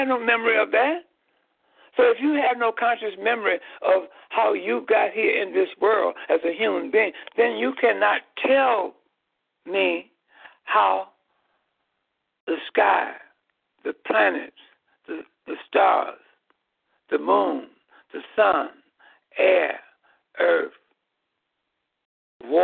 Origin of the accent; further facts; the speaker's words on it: Chicago, Illinois, United States; in the geographical land area of Chicago, Illinois